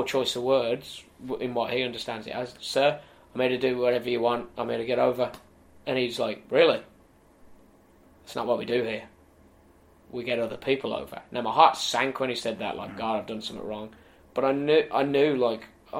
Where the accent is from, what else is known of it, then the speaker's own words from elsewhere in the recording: United Kingdom; I got to main event Wembley Arena as a British wrestler